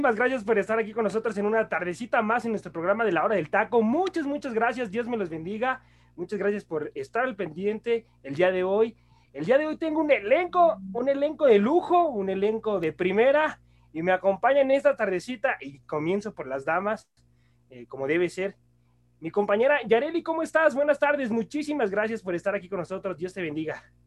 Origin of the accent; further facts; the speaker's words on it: Mexico; Como mexicanos exigentes